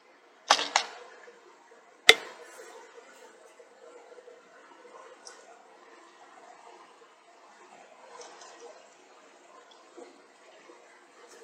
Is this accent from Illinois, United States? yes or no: yes; just south of Chicago, Illinois, United States; moved away as an adult; now in Mississippi, United States; I'm in Mississippi. I'm from originally from just south of Chicago. I've been down here about 23 years now.